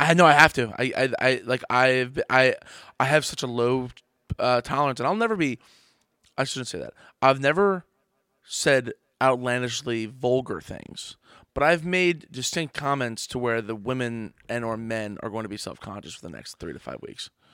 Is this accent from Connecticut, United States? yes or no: no; Trenton, New Jersey, United States; I grew up in Trenton, New Jersey